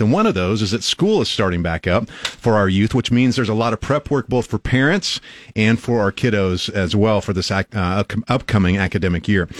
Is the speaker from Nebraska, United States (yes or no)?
yes; Albion, Nebraska, United States; I grew up in Albion, small town. I knew everybody.